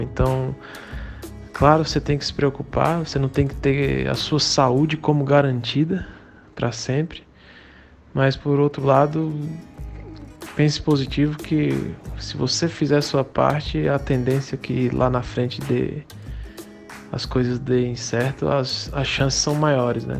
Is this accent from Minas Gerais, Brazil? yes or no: no; Campina Grande, Paraíba, Brazil; now in Paulínia, Brazil; sou natural de Campina Grande, na Paraíba, atualmente moro em Paulínia, São Paulo.